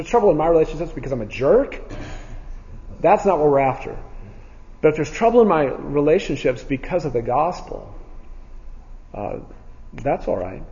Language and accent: English; United States; American Christians